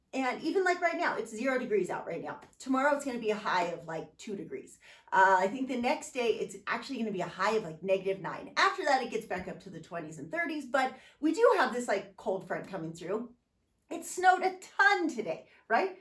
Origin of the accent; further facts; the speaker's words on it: San Diego, California, United States; growing up in San Diego